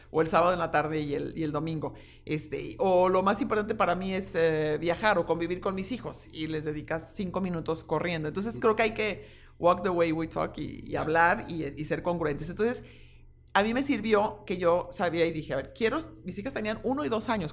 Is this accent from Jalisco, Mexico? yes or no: yes; Guadalajara, Jalisco, Mexico; soy una tapatía tengo 56 años, eh, siempre he estado y he vivido aquí